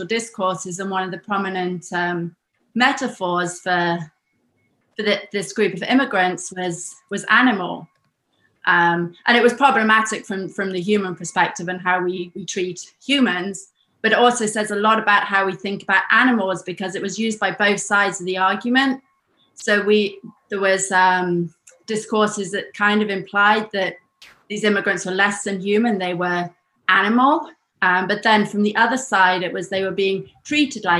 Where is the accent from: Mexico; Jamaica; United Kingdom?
United Kingdom; moved away as an adult; also born or lived in United States; now in Germany; I lived in the US for 10 years. I was born in Britain, and now I live in Germany.